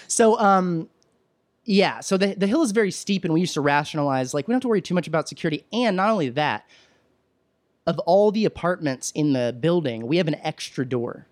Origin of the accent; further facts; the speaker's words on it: Williamson County, Texas, United States; moved away; growing up in Texas and the county I grew up in, uh, I'm from Williamson County, which is just north of Austin